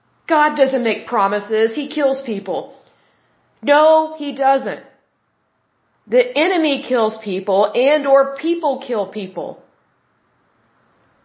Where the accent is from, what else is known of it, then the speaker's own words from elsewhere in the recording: Oklahoma, United States; I'm born and raised in Oklahoma, and I went to a university here in Oklahoma